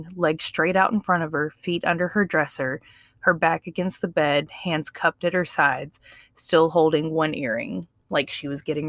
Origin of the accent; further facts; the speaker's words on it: Mississippi, United States; As somebody born and raised in Mississippi